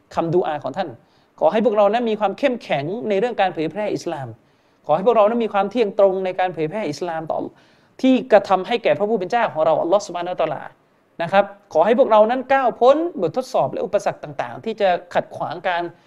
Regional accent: Yala, Thailand; ผมผมเองก็เป็นคนยะลา

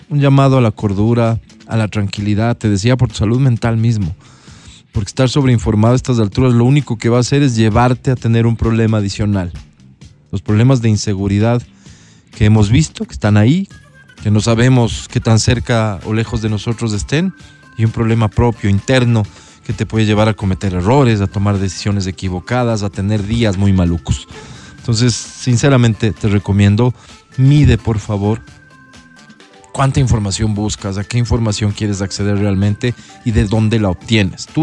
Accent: Ecuador; somos un Estado constituido, vivo en Ecuador, soy ecuatoriano

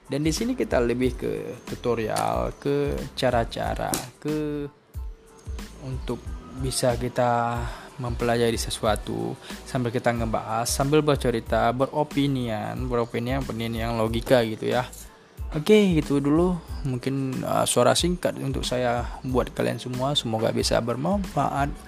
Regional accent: Banda Aceh, Aceh, Indonesia; saya aslinya dari Aceh yaitu kelahiran Banda Aceh.

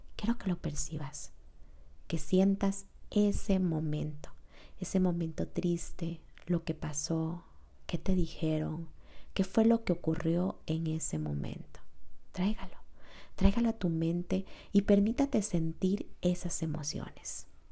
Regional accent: Costa Rica; Yo soy de Costa Rica, catalogado como uno de los países más felices del mundo

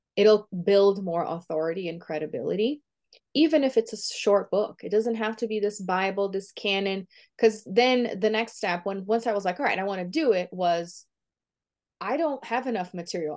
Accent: Brazil; first language Portuguese; English is a second language; moved away; I was born and raised in Brazil, Um, so my first language is Portuguese

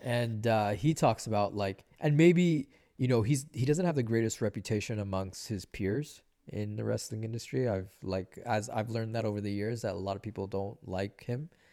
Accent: Vancouver, British Columbia, Canada; also born or lived in Nicaragua / Los Angeles; growing up in East

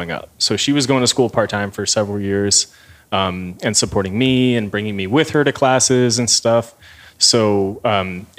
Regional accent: Maryland, United States; I'm from Maryland and I've lived all over the place there

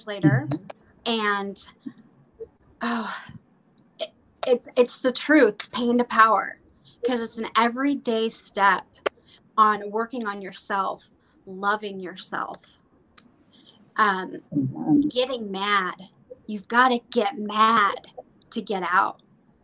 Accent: Vancouver, Washington, United States; I'm actually from Vancouver, Washington, but it's right next to Oregon.

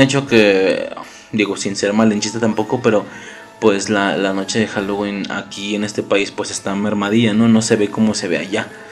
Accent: Mexico; Hablo de México, somos de México

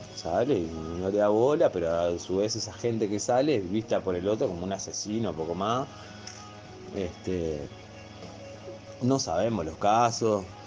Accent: Argentina; nosotros somos una provincia argentina, ¿no? Somos chiquititos

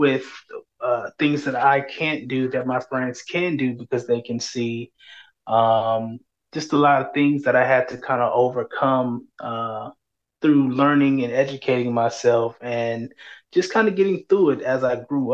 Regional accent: San Antonio, Texas, United States; I was born and raised in San Antonio.

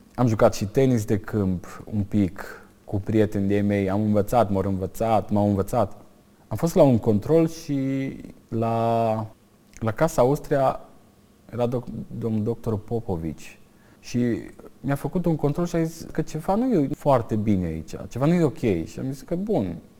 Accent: Comloșu Mare, Timiș County, Romania; la sat, adică unde am crescut eu, la Comloșu Mare

